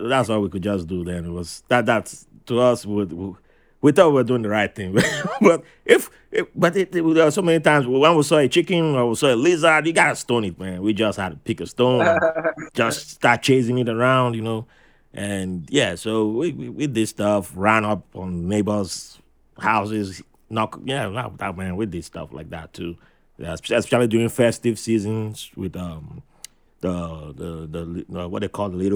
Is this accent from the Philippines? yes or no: no; Nigeria; also born or lived in New York; now in United States; first time as a kid back in Nigeria, you know, where I was born